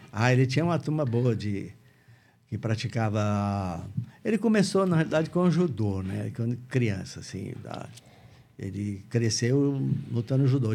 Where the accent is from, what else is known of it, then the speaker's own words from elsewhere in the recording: Barretos, São Paulo, Brazil; moved away as an adult; nascido em Barretos, né? Vivi em Barretos até mais ou menos 20 anos de idade, por aí.